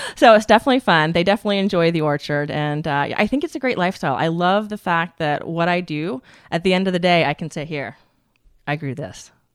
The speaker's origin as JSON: {"language": "English", "town": "Tallahassee", "region": "Florida", "country": "United States", "tie": "born or raised there", "moved": "yes", "said": "I grew up in Tallahassee, Florida."}